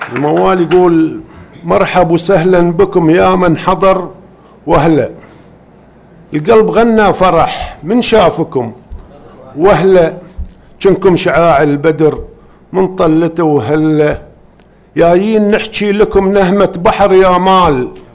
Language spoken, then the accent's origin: Arabic; Sanabis, Eastern Province, Saudi Arabia; سنابس اهلي وديرتي سنبس